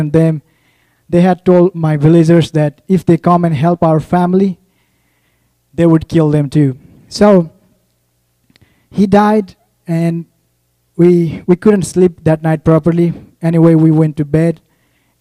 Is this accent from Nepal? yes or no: yes; Nepal; moved away as an adult; I'm from Nepal.